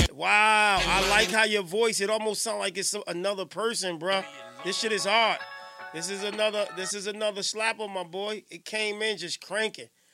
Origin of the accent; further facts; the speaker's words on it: Newark, New Jersey, United States; I'm from Johnson Ave, South Ward, Central Ward.